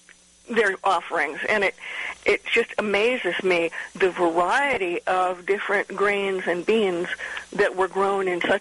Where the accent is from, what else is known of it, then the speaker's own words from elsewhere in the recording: Midwest, United States; also born or lived in Mid-Atlantic; I grew up in the Midwest and the mid-Atlantic states and moved down here about 30 years ago.